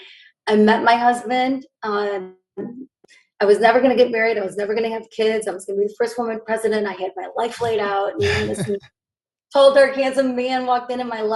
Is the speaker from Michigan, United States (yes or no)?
yes; Grand Rapids, Michigan, United States; this is where I grew up